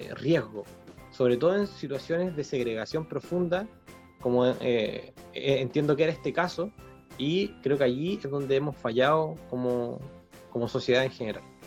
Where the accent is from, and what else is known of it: Chile